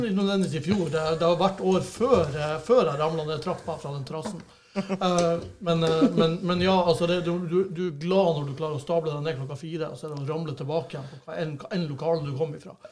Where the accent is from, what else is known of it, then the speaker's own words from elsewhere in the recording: Bodø, Nordland, Norway; vi har to G35-kompisene vi vokste opp med i Bodø